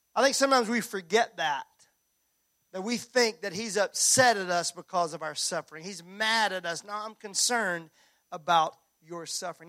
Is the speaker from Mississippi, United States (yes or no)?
yes; Mississippi, United States; I was raised in Mississippi